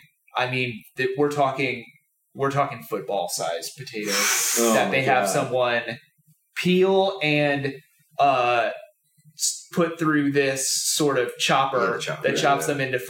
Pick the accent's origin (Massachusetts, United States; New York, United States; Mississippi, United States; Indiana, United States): Massachusetts, United States; Boston; moved away; I'm originally from Boston